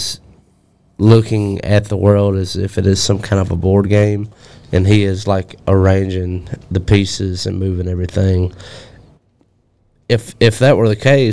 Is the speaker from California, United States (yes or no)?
no; Alabama, United States; I'm from Alabama. I grew up in Alabama